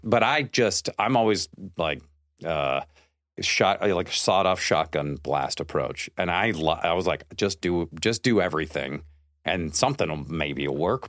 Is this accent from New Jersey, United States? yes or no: no; Seattle, Washington, United States; I grew up in Seattle, and I went to the University of Washington